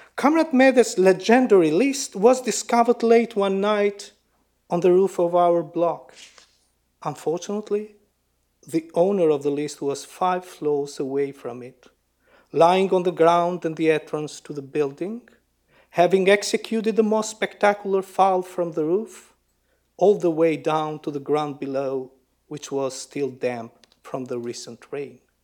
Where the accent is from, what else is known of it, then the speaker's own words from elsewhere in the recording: Lushnjë, Fier County, Albania; my hometown Lushnya and the villages around it